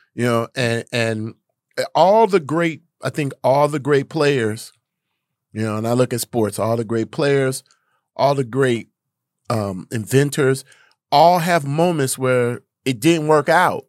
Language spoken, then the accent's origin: English; Gary, Indiana, United States; I grew up in Gary, Indiana